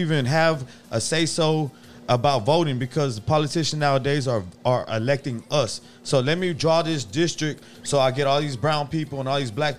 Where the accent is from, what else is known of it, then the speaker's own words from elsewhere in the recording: Cy-Fair, Texas, United States; I grew up in Cyfair